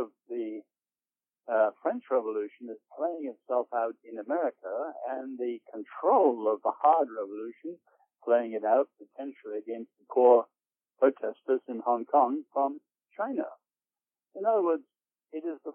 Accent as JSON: {"language": "English", "region": "England", "country": "United Kingdom", "tie": "born or raised there", "said": "growing up in England, I was at London University"}